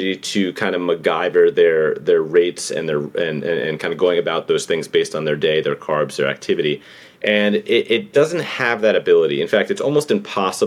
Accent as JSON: {"language": "English", "town": "New York City", "region": "New York", "country": "United States", "tie": "born or raised there", "said": "born and raised in New York City."}